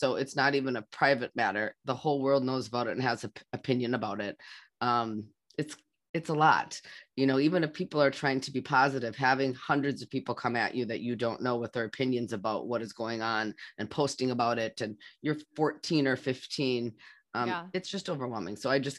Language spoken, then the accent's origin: English; United States; I'm Native American, and I mean, you know, and my family celebrates Thanksgiving, but it's for different reasons.